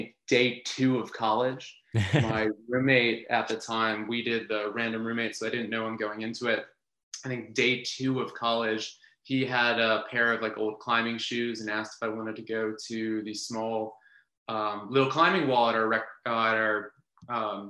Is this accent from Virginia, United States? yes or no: yes; Centreville, Virginia, United States; I grew up in Centerville, Virginia, which is about 20 minutes or so west of DC